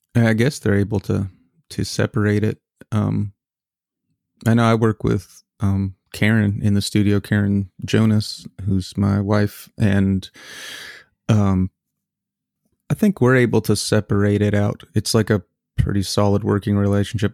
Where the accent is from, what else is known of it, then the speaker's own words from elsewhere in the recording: Canada; now in United States; I am a Canadian citizen